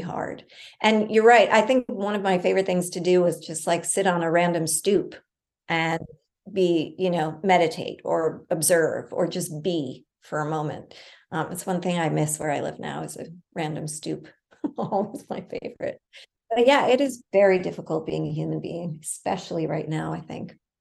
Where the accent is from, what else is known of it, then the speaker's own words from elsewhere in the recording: New York City, New York, United States; I grew up in the West Village in the like early seventies